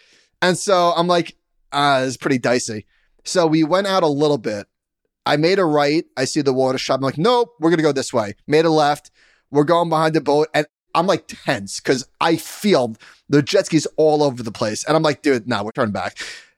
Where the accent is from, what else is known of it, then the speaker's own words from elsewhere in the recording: Merrick, New York, United States; In Merrick, my hometown.